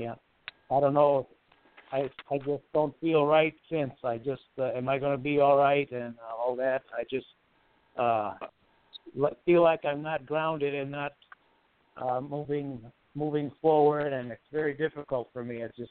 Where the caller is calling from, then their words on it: Chicago, Illinois, United States; I'm April 20th, calling from Southside suburbs of Chicago.